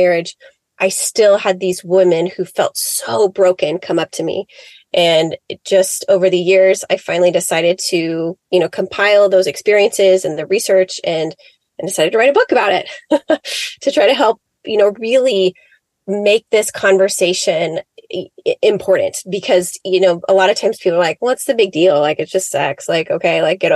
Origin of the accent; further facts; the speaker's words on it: Seattle, Washington, United States; I grew up in Seattle, Washington, just about south of Seattle